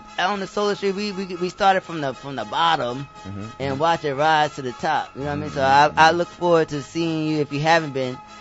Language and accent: English; New York City, New York, United States; I'm from the Bronx